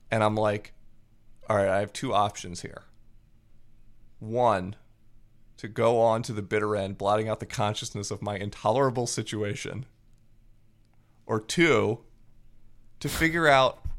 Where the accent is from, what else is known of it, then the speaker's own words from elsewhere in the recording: Japan; um because I grew up in Japan.